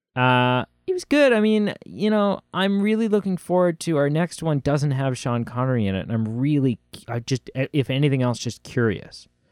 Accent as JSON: {"language": "English", "country": "Canada", "accent": "Canadian", "said": "my Canadian accent"}